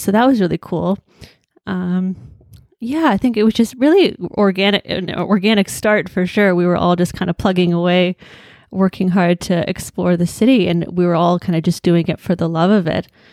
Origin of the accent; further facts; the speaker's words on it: Hamilton, Ontario, Canada; I was born and raised in Hamilton